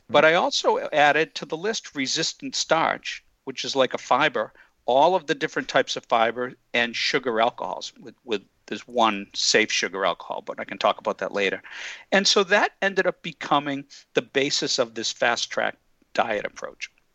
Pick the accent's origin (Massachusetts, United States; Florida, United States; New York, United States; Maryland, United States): Massachusetts, United States; just outside of Boston; also born or lived in California; I grew up just outside of Boston and then spent uh, quite a few years out in California, but I'm back now